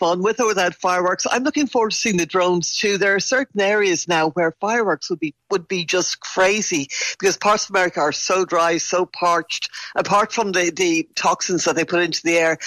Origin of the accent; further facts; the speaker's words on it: Ireland; I'm Irish